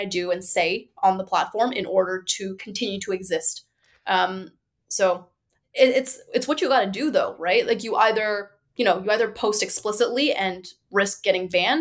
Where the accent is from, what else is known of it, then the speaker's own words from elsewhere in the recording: Markham, Ontario, Canada; now in Toronto, Canada; I grew up in Markham. So my parents are from China